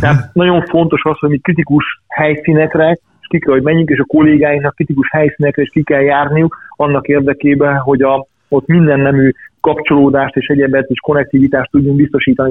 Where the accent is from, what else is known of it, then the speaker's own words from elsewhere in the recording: Ada, Vojvodina, Serbia; also born or lived in Subotica; now in Hungary; én vajdasági születésű vagyok, és 91 óta élek Magyarországon